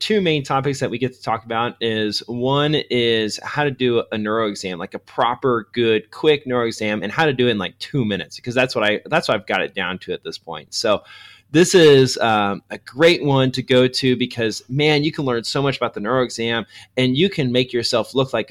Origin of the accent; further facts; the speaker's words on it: Missouri, United States; Yeah, you know, I come from Missouri, so numbers are kind of complex for me still.